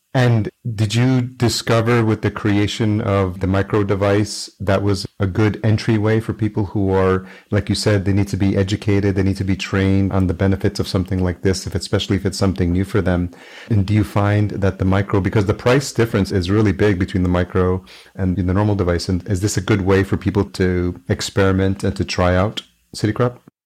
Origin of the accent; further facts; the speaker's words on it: New York, United States; I grew up in New York, lived in New York City